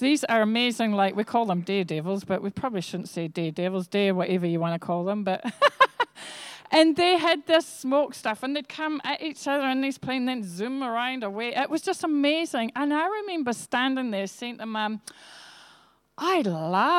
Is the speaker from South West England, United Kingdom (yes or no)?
no; Scotland, United Kingdom; also born or lived in England; I was born in England, actually, but I went to live in Scotland when I was one, and I am from Scottish genealogy.